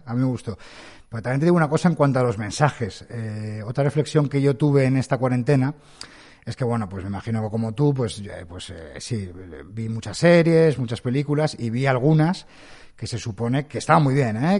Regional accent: Madrid, Community of Madrid, Spain; now in Pontevedra, Spain; yo soy de Madrid y ahora estoy en Galicia, estoy en Pontevedra

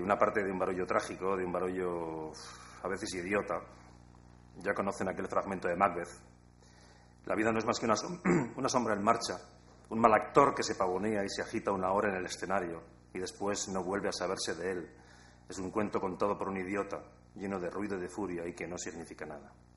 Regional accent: Basque Country, Spain

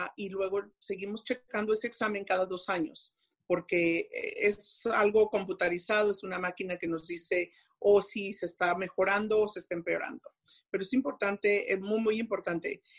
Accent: Mexico; moved away as an adult; siendo mexicana y haber, habiendo estado en México y aprendiendo el inglés, el hablarlo ya pues de grande, tengo mi acento

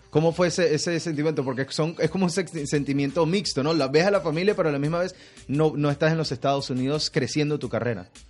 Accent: Cuba; Y los dos somos de Cuba.

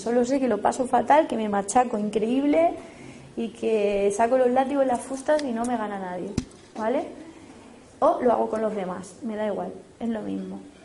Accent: Spain; por ser español europeo

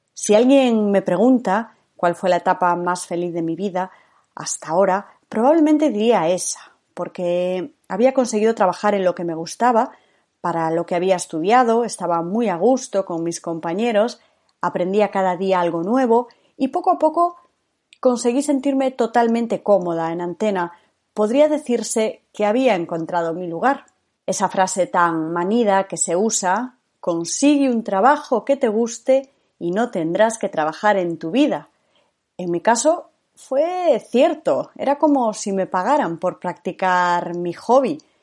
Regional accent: Galicia, Spain; moved away as an adult; also born or lived in Madrid; Nací en Galicia, donde viví hasta los 18 años.

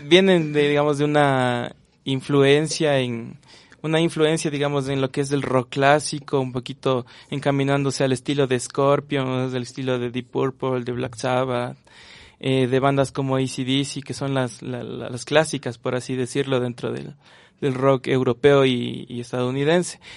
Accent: Quito, Pichincha, Ecuador; yo soy quiteño y tengo unas pequeñas raíces en donde es Riobamba, Colta, por ahí

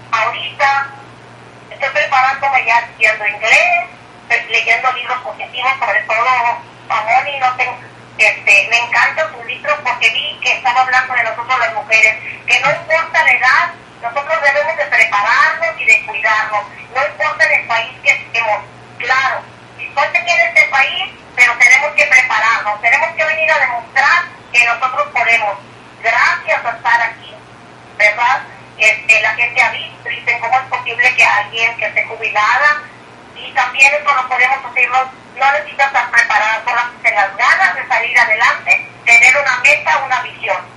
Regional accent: Mexico; first language Spanish; moved away as an adult; now in Corpus Christi, United States

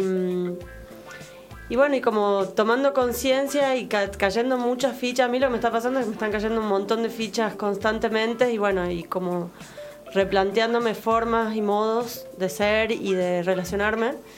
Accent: Tucumán, Argentina; yo soy tucumana

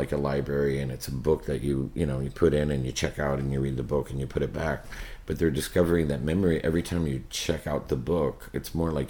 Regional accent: Miami, Florida, United States; Because, you know, this book is so much about growing up in Miami, and so the city itself is a character.

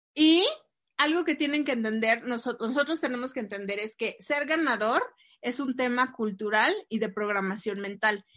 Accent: Mexico; tenemos lamentablemente los mexicanos

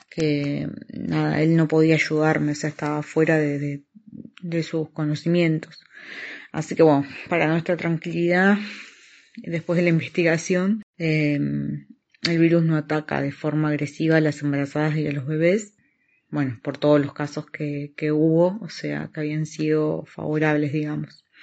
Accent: Argentina; now in Oviedo, Spain; soy argentina, tengo 37 años, vivo en Oviedo, estoy embarazada de 33 semanas

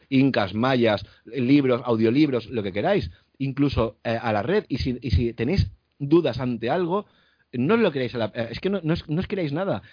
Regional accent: Spain; los que somos españoles

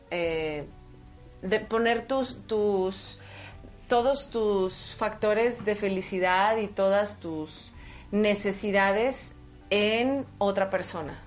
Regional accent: Chihuahua, Mexico; yo vengo de Chihuahua

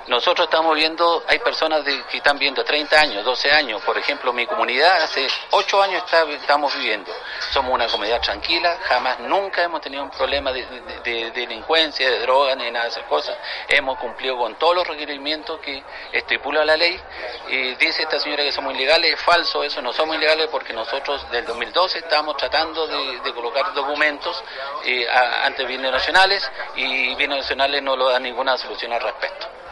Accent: Chile; yo como chileno

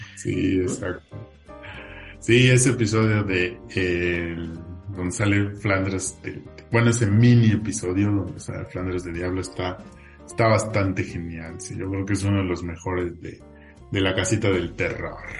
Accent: Mexico; como mexicanos nos hiciera

